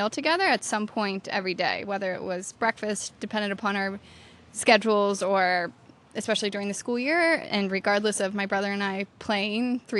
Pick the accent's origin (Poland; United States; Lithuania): United States; Pennsylvania; moved away; I am from Pennsylvania originally. I grew up on an orchard